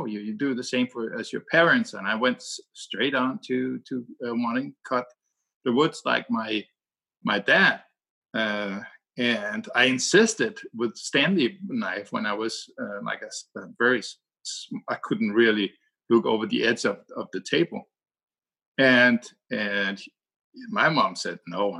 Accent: Denmark; English is a second language; And I'm from Denmark.

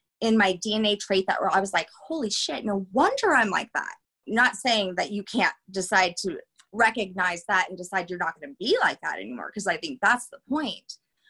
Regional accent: Colorado, United States; also born or lived in Louisiana; We moved from Louisiana to Colorado in second grade.

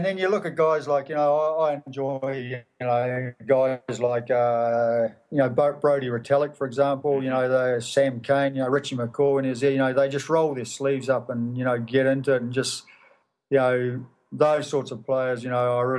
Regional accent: New Zealand; I mean, you know, I used to watch them all. Used to admire, you know, I was from a little club

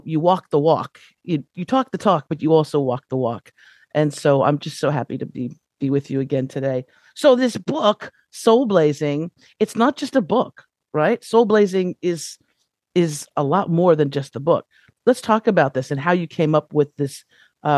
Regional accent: Los Angeles, California, United States; I was, you know, born and raised in Los Angeles

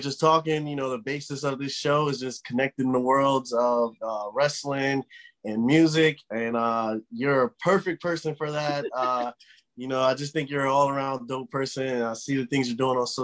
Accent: United States; being an American

